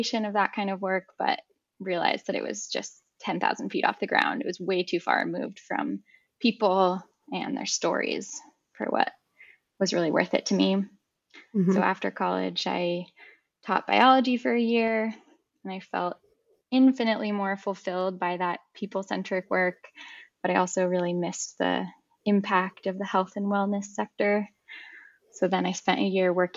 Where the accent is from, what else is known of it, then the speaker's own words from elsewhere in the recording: San Francisco Bay Area, California, United States; I grew up in the San Francisco Bay Area